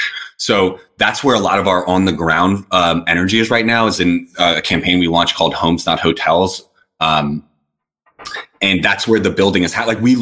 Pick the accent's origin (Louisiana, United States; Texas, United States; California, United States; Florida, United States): Louisiana, United States; New Orleans; And I come from New Orleans and I've spent some time in some other really fucked up places.